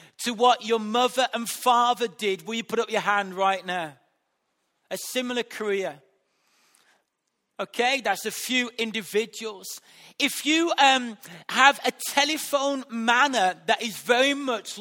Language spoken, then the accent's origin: English; West Bromwich, West Midlands, United Kingdom; accent: Black Country; where I was brought up in West Bromwich. And that has influenced my accent. The way that I speak has been influenced by the area that I've been grown up in the black country